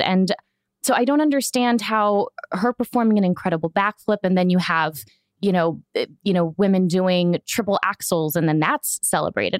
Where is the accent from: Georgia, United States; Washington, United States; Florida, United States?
Florida, United States; I'm from Florida